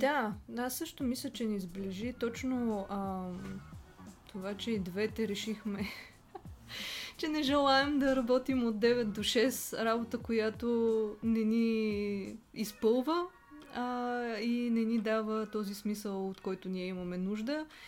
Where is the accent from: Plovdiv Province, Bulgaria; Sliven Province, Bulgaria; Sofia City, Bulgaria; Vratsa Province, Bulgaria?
Plovdiv Province, Bulgaria; Plovdiv; now in Sofia, Bulgaria; аз съм от Пловдив, но от много дълго време живея в София